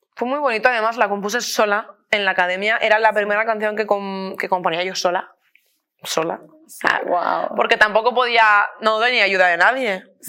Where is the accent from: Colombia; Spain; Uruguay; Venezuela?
Spain; Beniarrés, Valencian Community; now in Madrid, Spain; soy de un pueblo que se llama Beniarres, tenemos la banda del pueblo